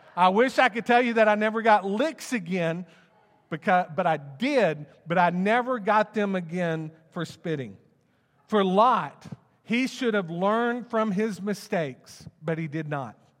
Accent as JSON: {"language": "English", "town": "Plano", "region": "Texas", "country": "United States", "tie": "born or raised there", "also_born_or_lived": "Wylie, Texas", "said": "I grew up in Plano, um, and, and, um, in between the, my sixth grade semester, we moved to Wiley"}